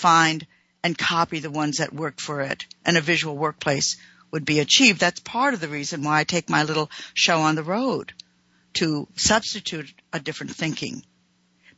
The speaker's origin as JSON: {"language": "English", "country": "United States", "said": "I'm an American"}